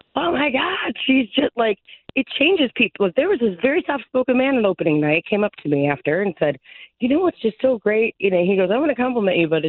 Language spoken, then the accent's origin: English; Cleveland, Ohio, United States; living and growing up in Cleveland